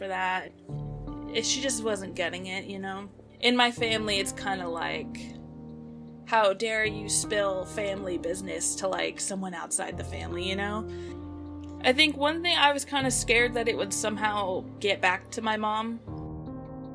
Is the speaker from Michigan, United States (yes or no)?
no; Bay Area, California, United States; also born or lived in San Diego; I work with Bay Area Community Resources. I work for an after-school program at the middle school that I actually went to.